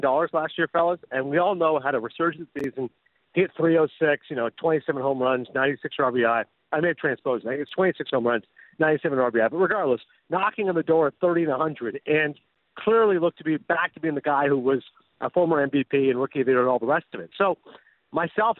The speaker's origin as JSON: {"language": "English", "country": "Canada", "tie": "born or raised there", "said": "I'm growing up in Canada"}